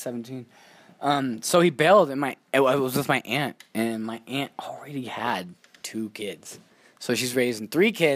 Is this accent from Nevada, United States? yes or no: yes; Reno, Nevada, United States; also born or lived in Texas / Yerington, Nevada; We came to Reno from Texas. Good old Texas. And we came to Reno. And my dad was always there from when I was like fucking, for as long as I can remember, from like 3 to like 11.